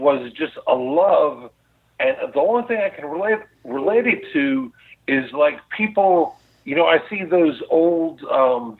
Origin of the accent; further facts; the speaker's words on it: Huntington, New York, United States; I grew up on Long Island, and Huntington, Long Island